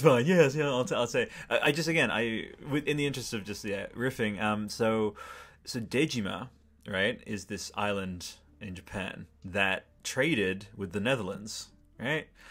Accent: Australia; sorry to be really Australian I'm like an Australian grandma

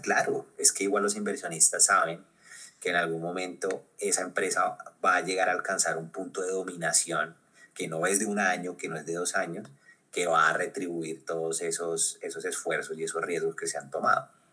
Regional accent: Colombia; porque somos latinoamericanos, porque somos colombianos, porque hablamos español

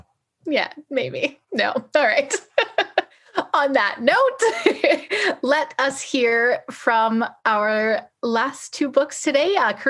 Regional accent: Nelson, British Columbia, Canada; now in Vancouver, Canada; they know I'm from Nelson. And I kind of enjoy that. I like that connection to my hometown.

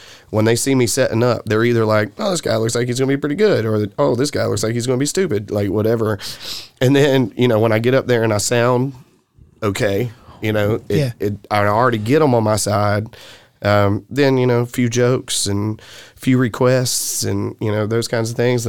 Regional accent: the South, United States; accent: Southern; And so people would kind of laugh at my southern accent.

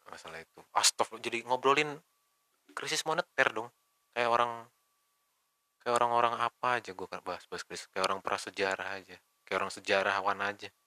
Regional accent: Bekasi, West Java, Indonesia; born there; gue lahir di Bekasi

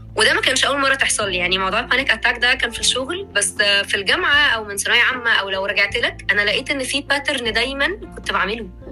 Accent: Egypt; عندنا في مصر

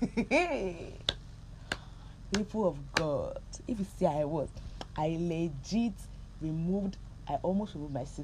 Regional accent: Nigeria; I'm Nigerian

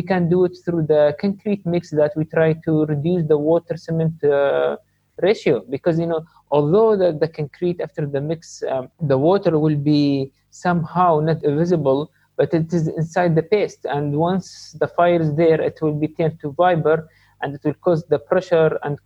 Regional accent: Sharjah, United Arab Emirates; I'm from Sharjah

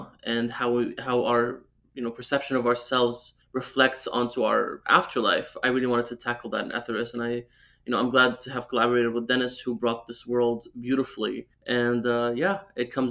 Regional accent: Syria; I'm a writer from Syria

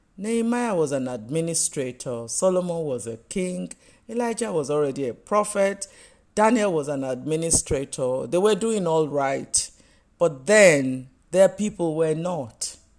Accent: Nigeria; You know, I live in Nigeria. I am Nigerian.

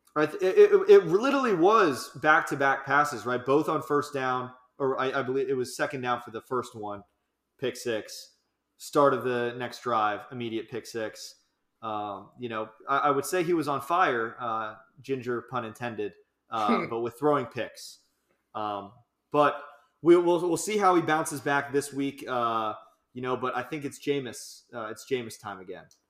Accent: New Jersey, United States; they're essentially my hometown team, being from New Jersey, the New York Giants.

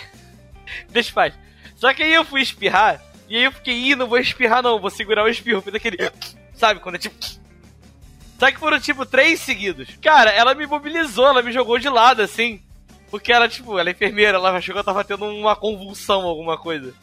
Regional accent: Armação dos Búzios, Rio de Janeiro, Brazil; eu enrolo no espanhol porque eu cresci em Búzios

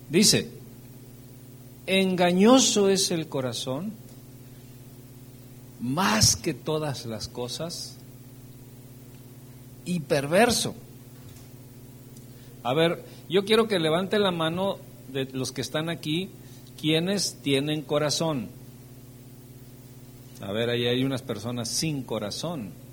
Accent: Veracruz, Mexico; Espérame, pero si yo, yo soy de Veracruz, nada bueno.

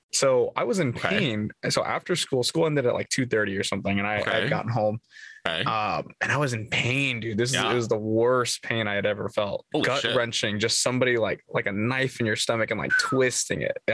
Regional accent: United States; I'm an American, born and raised here.

